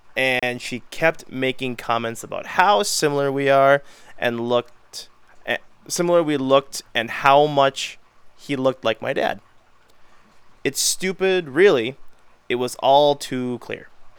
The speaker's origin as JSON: {"language": "English", "region": "England", "country": "United Kingdom", "said": "I'm English, and my boyfriend, Spanish."}